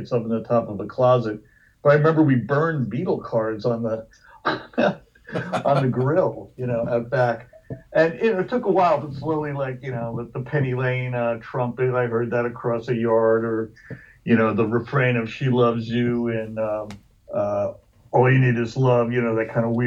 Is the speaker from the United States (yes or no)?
yes; New Jersey, United States; also born or lived in Hoboken; I grew up in sort of all over New Jersey